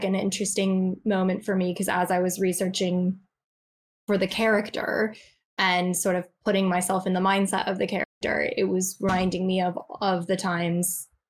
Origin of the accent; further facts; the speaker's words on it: United States; moved away as an adult; now in England; I'm American